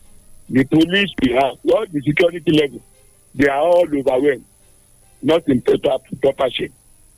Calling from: Illinois, United States; I'm calling from Irakari, Illinois.

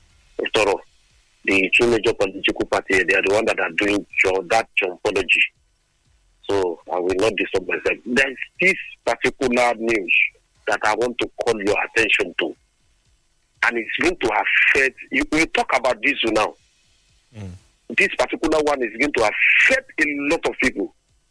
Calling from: Lagos, Nigeria; I'm coming from Lagos.

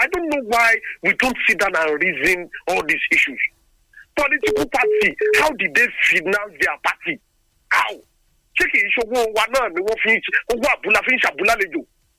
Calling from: Lagos, Nigeria; I'm calling you from Lagos.

